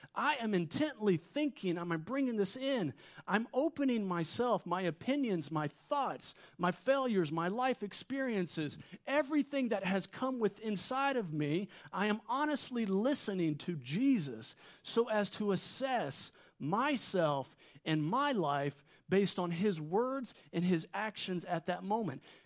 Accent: Wilmington, North Carolina, United States; moved away as an adult; now in Middle East; I'm from Wilmington. My parents are still here, so every time we come back here, we base out of here. And I kinda grew up here

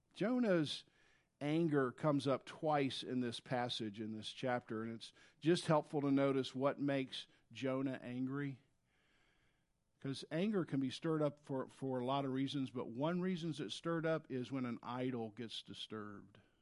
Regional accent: the South, United States; if you grew up in the South, as I did in the seventies

